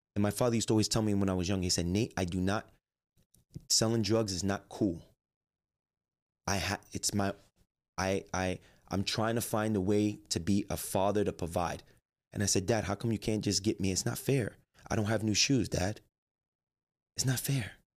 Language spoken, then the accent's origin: English; Jersey City, New Jersey, United States; I grew up in Jersey City.